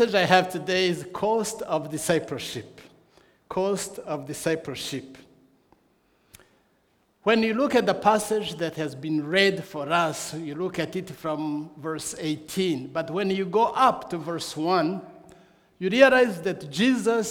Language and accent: English; Rwanda; I come from Rwanda